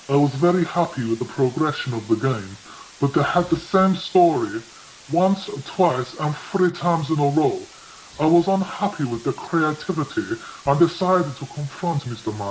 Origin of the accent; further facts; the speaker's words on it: Greece; enough, I am not Italian. I'm actually from Greece.